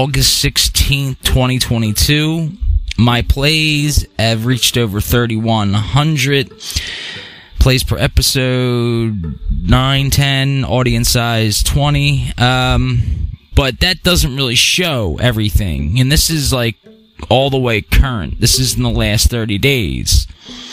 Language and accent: English; Pennsylvania, United States; born or raised there